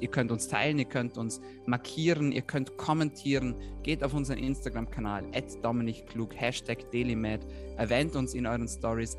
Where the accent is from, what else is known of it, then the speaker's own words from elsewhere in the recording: Austria; bei uns in Österreich